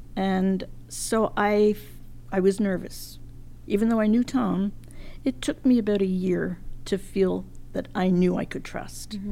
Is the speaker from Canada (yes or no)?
yes; Montreal, Quebec, Canada; moved away as an adult; also born or lived in England; now in Ontario, Canada; came to Canada in 1949